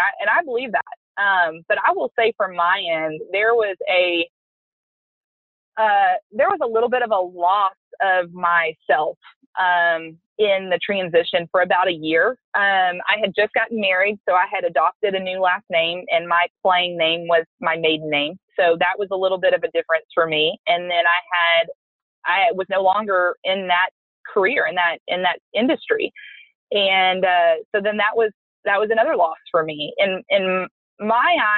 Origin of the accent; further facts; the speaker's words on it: Lubbock, Texas, United States; moved away as an adult; now in College Station, United States; I'm from the Lubbock area.